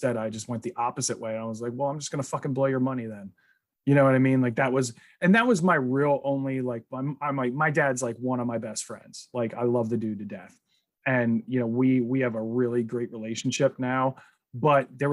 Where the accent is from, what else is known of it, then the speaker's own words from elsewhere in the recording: New Jersey, United States; I grew up in Jersey.